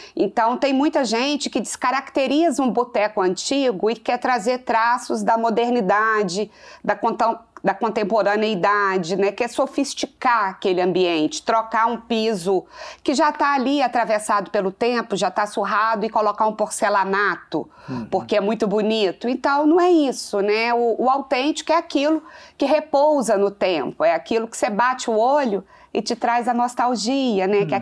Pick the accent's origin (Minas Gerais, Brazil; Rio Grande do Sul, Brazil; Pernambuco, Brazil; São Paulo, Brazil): Minas Gerais, Brazil; Manhumirim; sou do interior sim, sou de Manhumirim, né, na zona da Mata Mineira. E o que tem no interior é, é, exatamente essa questão de família, né? Foi no interior que eu cresci